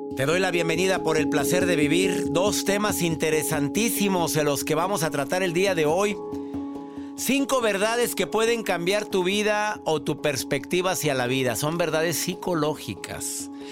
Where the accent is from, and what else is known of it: Mexico; now in United States